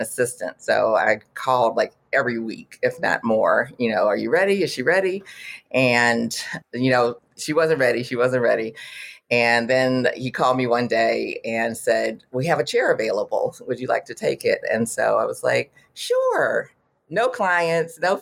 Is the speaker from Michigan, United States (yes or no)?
yes; Detroit, Michigan, United States; moved away as an adult; also born or lived in Houston, Texas / Washington, District of Columbia, United States; I'm originally from Detroit, but I was living in the Houston area, going to U of H